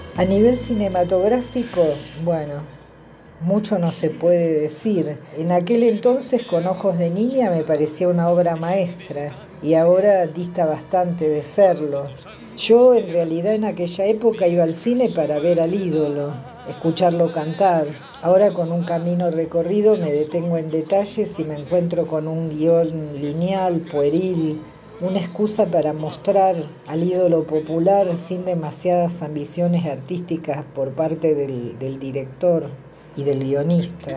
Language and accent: Spanish; Buenos Aires Province, Argentina; now in Tilcara, Argentina; yo nací en el sur del conurbano bonaerense